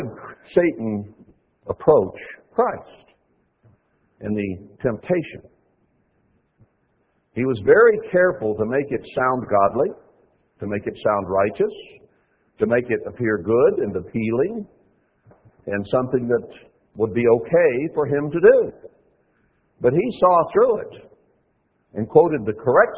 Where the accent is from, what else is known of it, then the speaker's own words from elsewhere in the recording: United States; We grew up in America